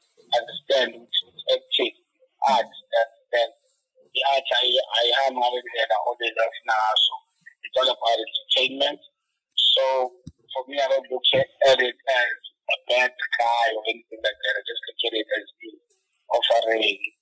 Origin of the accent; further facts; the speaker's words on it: South Africa; We're from the bottom, we're from the ghetto, we're from Makaya